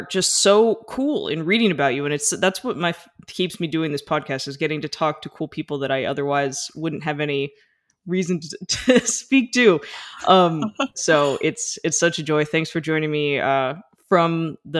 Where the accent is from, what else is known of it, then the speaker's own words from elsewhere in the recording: United States; I'm an American and we didn't grow up on the metric system